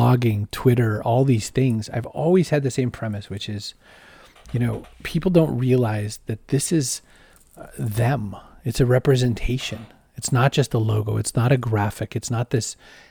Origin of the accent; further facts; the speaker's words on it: Augusta, Maine, United States; also born or lived in Waterville, Maine; I was born in Waterville, but it was just for one day. But I lived in Augusta, Maine, which is the capital city of this northeastern state in the U.S.